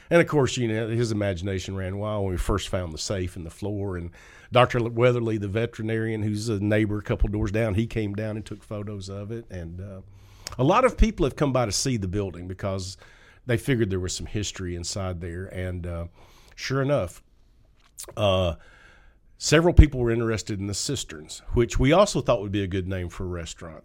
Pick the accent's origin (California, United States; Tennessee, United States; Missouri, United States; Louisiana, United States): Tennessee, United States; Upper Cumberland; now in Covington, United States; I'm a hillbilly from the Upper Cumberland.